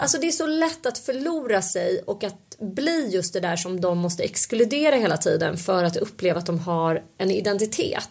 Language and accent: Swedish; Stockholm, Stockholm County, Sweden; när jag växte upp då på Söder